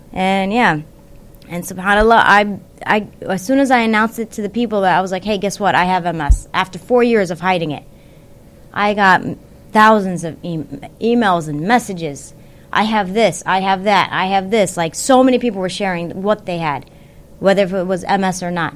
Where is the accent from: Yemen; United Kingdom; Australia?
Yemen; I'm from Yemen